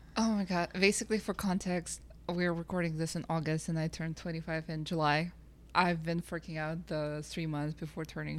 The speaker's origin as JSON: {"language": "English", "country": "Kazakhstan", "moved": "yes", "lives_now": "Canada", "said": "I'm originally from Kazakhstan"}